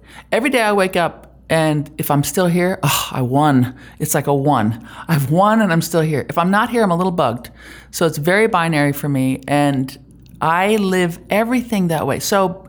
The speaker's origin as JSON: {"language": "English", "country": "Germany", "tie": "born or raised there", "lives_now": "Utah, United States", "said": "No, I grew up in Germany."}